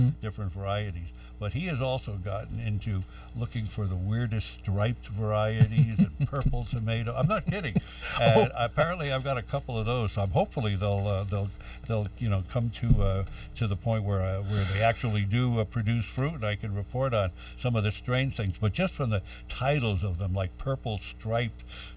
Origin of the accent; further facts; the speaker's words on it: New York City, New York, United States; growing up in the Bronx